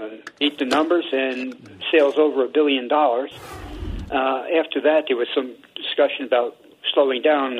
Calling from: New Jersey, United States; Hi, Jim. This is … in New Jersey.

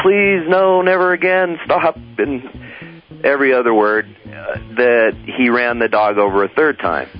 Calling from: South Lake Tahoe, California, United States; South Lake Tahoe.

